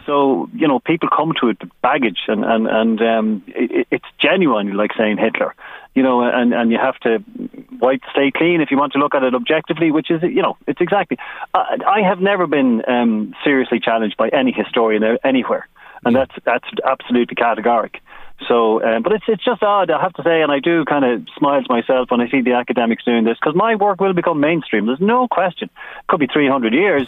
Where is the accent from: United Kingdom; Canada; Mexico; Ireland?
Ireland; Drogheda, Leinster; I'm from Drogheda